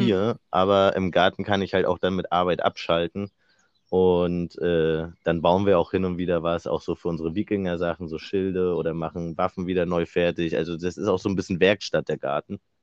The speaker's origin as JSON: {"language": "German", "town": "Rostock", "region": "Mecklenburg-Vorpommern", "country": "Germany", "moved": "as an adult", "lives_now": "Wismar, Germany", "said": "Wir kommen ja beide aus Rostock"}